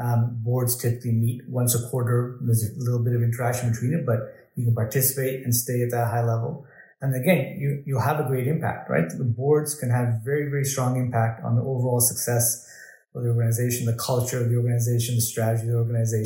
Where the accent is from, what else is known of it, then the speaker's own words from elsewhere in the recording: Pakistan; born there; I was born in Pakistan.